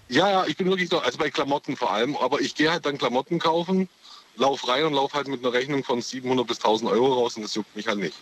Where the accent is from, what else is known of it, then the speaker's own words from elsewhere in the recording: Ulm, Baden-Württemberg, Germany; Aus der Ulmer Ecke.